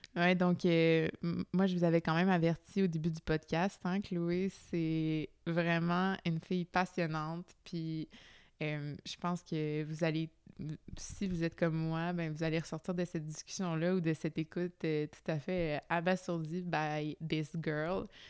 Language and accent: French; Quebec, Canada; en tant que Québécois nord-américain